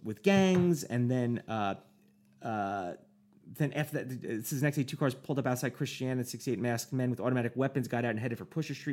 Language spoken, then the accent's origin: English; United States; me as an American, I'd be like, "I'm an American